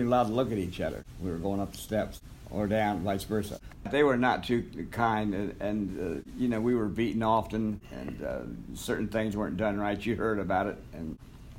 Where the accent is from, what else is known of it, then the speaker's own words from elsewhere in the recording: Marion, Ohio, United States; I was born in 1938 in Marion, Ohio. And at 6 months, I was abandoned overnight on the doorsteps of the Marion County Children's Home